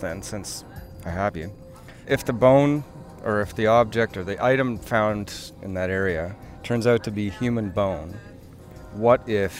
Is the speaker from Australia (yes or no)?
no; Canada; I'm from Canada.